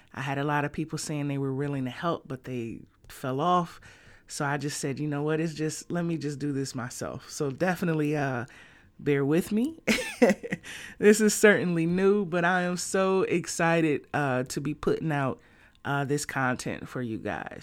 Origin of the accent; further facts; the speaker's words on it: Detroit, Michigan, United States; moved away as an adult; also born or lived in northwest suburbs of Chicago; now in Chicago, United States; I was born and raised in Detroit, Michigan.